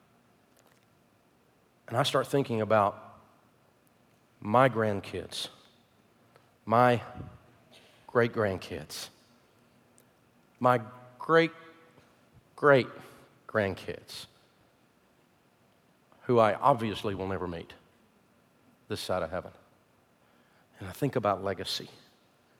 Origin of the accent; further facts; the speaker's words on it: the South, United States; I'm from the South